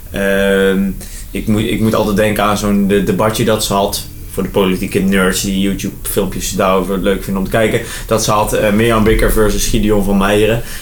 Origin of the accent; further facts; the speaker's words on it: Geldrop, North Brabant, Netherlands; Ik kom uit Gelderop.